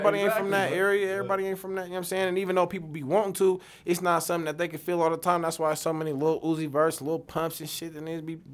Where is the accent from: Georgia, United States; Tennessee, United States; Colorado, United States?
Colorado, United States; Denver; I'm from Denver